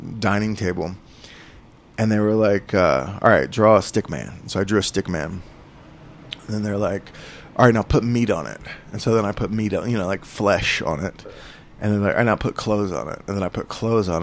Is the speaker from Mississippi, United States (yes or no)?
no; Holdenville, Oklahoma, United States; also born or lived in Tulsa, Oklahoma / Santa Fe, New Mexico; I'm from rural Oklahoma, a town called Holdenville. And I live in Tulsa now